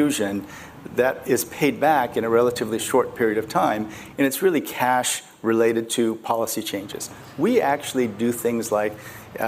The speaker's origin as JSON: {"language": "English", "town": "Muscatine", "region": "Iowa", "country": "United States", "tie": "born or raised there", "also_born_or_lived": "Dallas, Texas / South Korea", "second_language": "English", "said": "So I grew up in Iowa, and we lived right near the local golf course."}